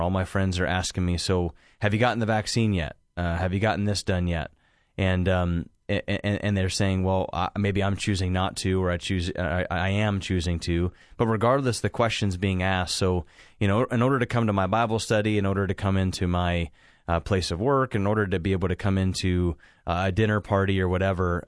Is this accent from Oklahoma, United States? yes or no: no; Hocking Hills area, Ohio, United States; moved away; I get people that call from, you know, Zanesville, Hocking Hills area. uh, kind of around my hometown